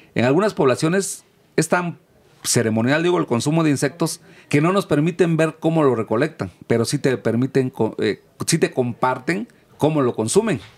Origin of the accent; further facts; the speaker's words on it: Oaxaca, Mexico; moved away; de donde yo vengo, que es Oaxaca